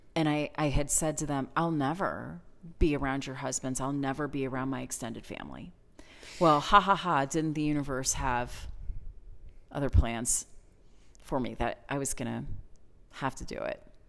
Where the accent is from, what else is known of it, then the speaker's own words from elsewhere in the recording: Pennsylvania, United States; moved away; the place that I grew up in Pennsylvania